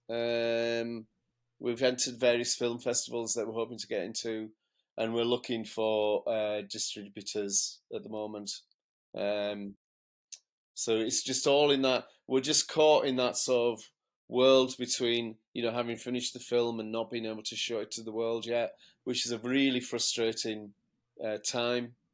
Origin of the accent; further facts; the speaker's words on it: Canada; I'm Canadian...